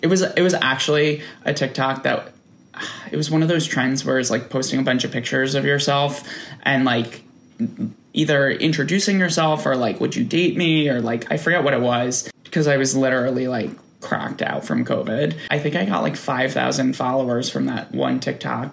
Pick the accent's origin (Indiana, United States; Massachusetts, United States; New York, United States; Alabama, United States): New York, United States; I'm from New York. I grew up outside of Manhattan